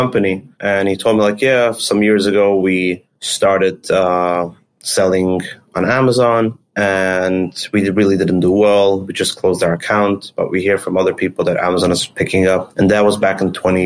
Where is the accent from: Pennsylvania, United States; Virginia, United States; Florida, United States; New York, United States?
New York, United States; Monsey; also born or lived in Israel; So I grew up in an area called Muncie, New York. It's in Rockland County.